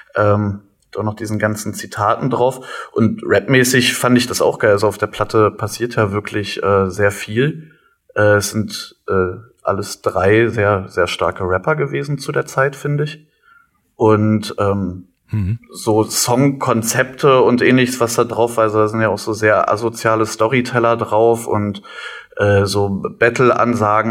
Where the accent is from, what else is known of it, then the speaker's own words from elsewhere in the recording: Cottbus, Brandenburg, Germany; also born or lived in Leverkusen; also ich bin in Leverkusen mhm. geboren und in Cottbus aufgewachsen. Wir sind nach Cottbus gezogen, da war ich, glaube ich, zehn